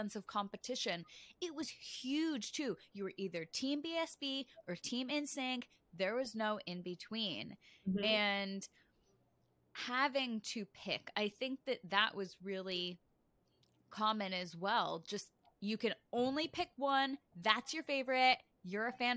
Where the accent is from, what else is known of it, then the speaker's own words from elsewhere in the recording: Connecticut, United States; I grew up in Connecticut, and so I was a little bit too far away from Times Square